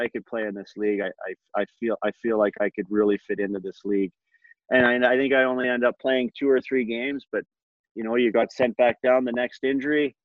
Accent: Edmonton, Alberta, Canada; in my hometown

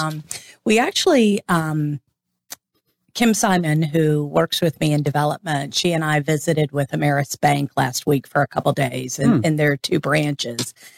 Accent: St. Augustine, Florida, United States; I was born here in St. Augustine

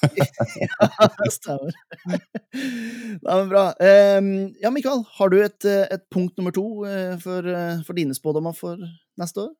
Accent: Helgeland, Nordland, Norway; altså Helgeland, der jeg kommer fra

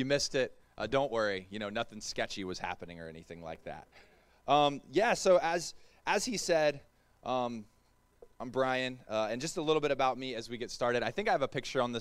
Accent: the South, United States; also born or lived in Melbourne; I'm from the South.

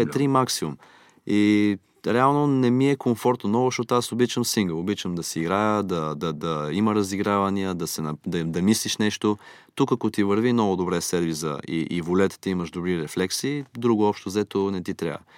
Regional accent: Miami, Florida, United States; born there; Аз съм роден в Штатите, в Майами все пак и района го познавам

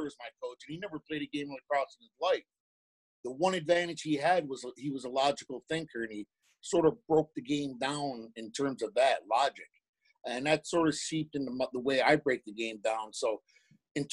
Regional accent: Tuscarora Reservation, New York, United States; I grew up on Tuscarora Reservation

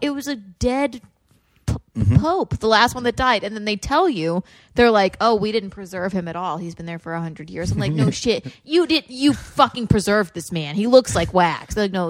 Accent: South Carolina, United States; I grew up in South Carolina.

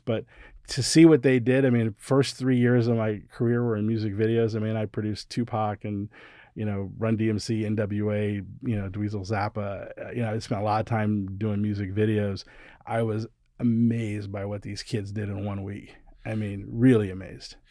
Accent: Ohio, United States; I was a kid growing up in Ohio

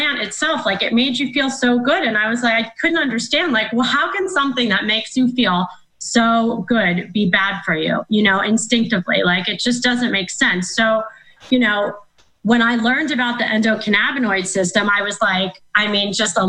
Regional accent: Philadelphia, Pennsylvania, United States; moved away; also born or lived in Florida; I'm from Philadelphia originally

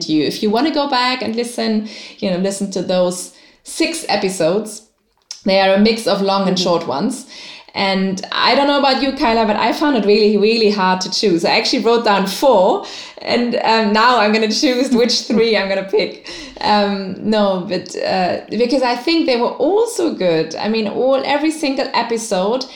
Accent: Germany; now in Dubai, United Arab Emirates; I am from Germany, but I live in Dubai.

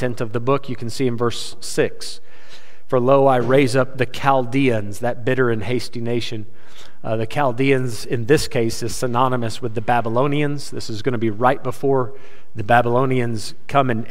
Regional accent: United States; I'm an American

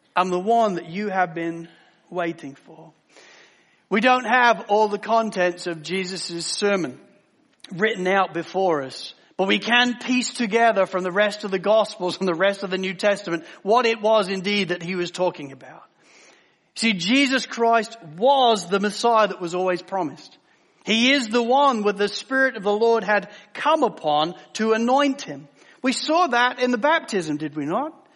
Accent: England, United Kingdom; growing up in the United Kingdom as I did in England

